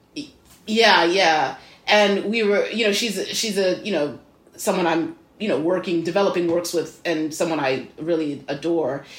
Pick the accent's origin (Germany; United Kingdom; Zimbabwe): Zimbabwe; moved away as an adult; also born or lived in Midwest, United States; now in United States; I was born in the Midwest, that I, um, my parents were here for university, and then my par-, my father was a professor here, and then I moved to Zimbabwe when I was five, six years old, so I grew up there, came back here for college, and have been here ever